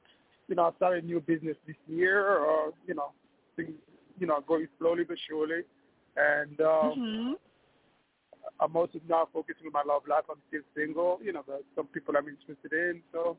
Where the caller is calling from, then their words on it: New York, United States; from New York.